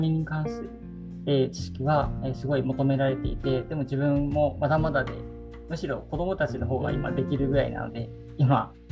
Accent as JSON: {"language": "Japanese", "town": "Sendai", "region": "Miyagi", "country": "Japan", "tie": "born or raised there", "said": "自分の地元のの宮城でも仙台では教"}